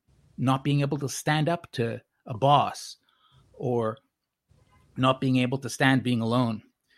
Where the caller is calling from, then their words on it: Tokyo, Japan; I'm calling from Tokyo.